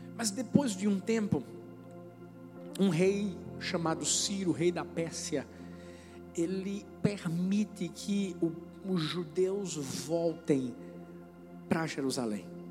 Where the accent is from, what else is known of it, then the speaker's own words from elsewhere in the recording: Brazil; eu sou brasileiro